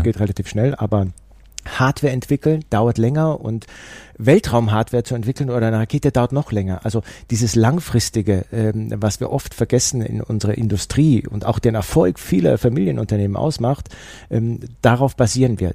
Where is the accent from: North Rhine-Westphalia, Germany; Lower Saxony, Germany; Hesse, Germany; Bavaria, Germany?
Bavaria, Germany; Allgäu; ich komme aus dem Allgäu